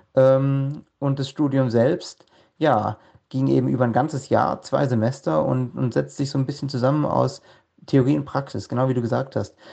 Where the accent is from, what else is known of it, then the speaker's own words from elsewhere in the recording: Villingen-Schwenningen, Baden-Württemberg, Germany; moved away as an adult; now in Svalbard, Norway; Ich komme ursprünglich mal aus Villingen-Schwenningen im schönen Schwarzwald im Südwesten Deutschlands. Ähm, bin dort aufgewachsen, zur Schule gegangen